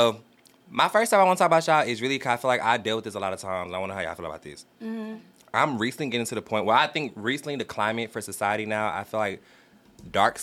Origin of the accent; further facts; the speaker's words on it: the South, United States; I'm from the South